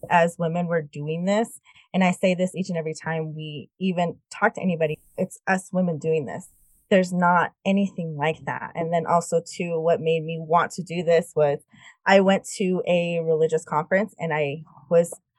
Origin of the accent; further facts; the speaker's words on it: United States; being Native American